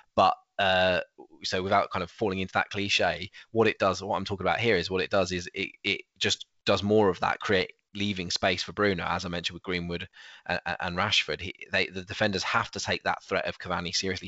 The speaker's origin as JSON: {"language": "English", "country": "United Kingdom", "said": "as British people"}